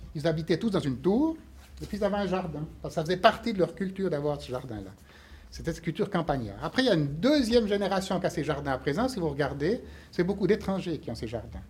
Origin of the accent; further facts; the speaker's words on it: Fribourg, Switzerland; je suis fribourgeois